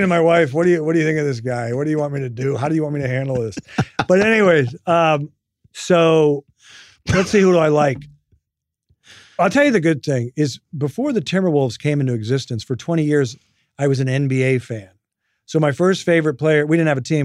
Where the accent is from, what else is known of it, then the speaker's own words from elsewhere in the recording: Midwest, United States; moved away as an adult; also born or lived in New Jersey / San Francisco; I grew up in the Midwest